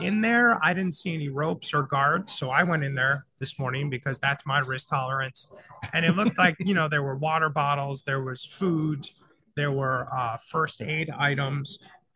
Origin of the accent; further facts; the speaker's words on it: Florida, United States; a Florida guy like me